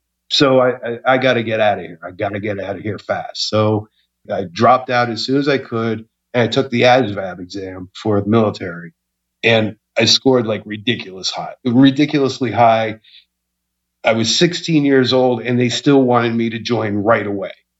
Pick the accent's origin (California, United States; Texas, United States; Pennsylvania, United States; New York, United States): Pennsylvania, United States; Norristown; I grew up in Norristown, Pennsylvania